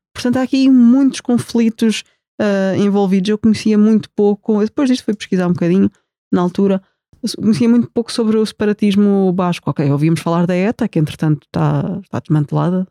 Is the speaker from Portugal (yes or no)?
yes; Portugal; nós, como portugueses aqui neste retângulo